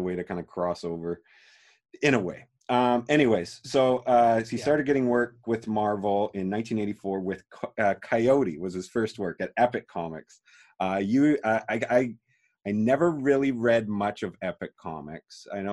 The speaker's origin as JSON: {"language": "English", "town": "Calgary", "region": "Alberta", "country": "Canada", "tie": "born or raised there", "said": "born and raised in Calgary, Alberta, Canada, same as us."}